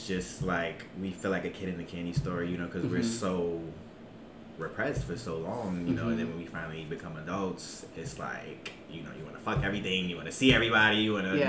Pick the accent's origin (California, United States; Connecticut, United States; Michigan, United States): Connecticut, United States; Hartford; also born or lived in New Haven; Well, I'm from Hartford. I live in Hartford now. I used to live in New Haven, and now yes, I'm moving to the suburbs.